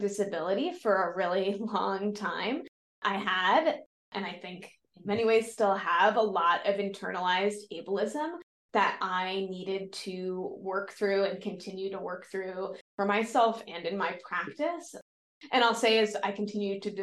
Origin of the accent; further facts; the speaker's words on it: East Coast, United States; moved away as an adult; also born or lived in Chicago; I'm originally from the East Coast.